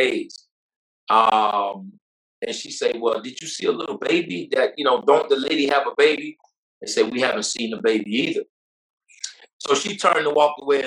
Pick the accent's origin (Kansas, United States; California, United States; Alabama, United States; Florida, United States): Florida, United States; Belle Glade; also born or lived in South Bay, Florida / Pahokee, Florida; I grew up in a city called the Muck, man, Belgrade, Florida, man, by way of South Bay and Pahokee